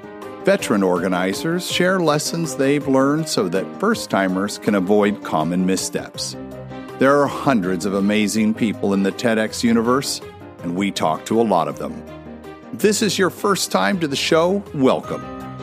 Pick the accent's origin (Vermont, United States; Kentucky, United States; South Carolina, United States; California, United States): California, United States; Santa Barbara; I'm talking to someone in my hometown here of Santa Barbara, California.